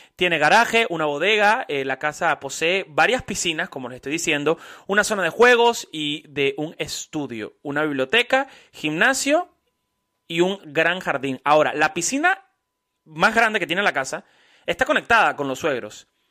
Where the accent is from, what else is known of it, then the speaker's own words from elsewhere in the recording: Miami, Florida, United States; also born or lived in Mexico City, Mexico; yo soy de acá. Llevo 19 años ya viviendo en Miami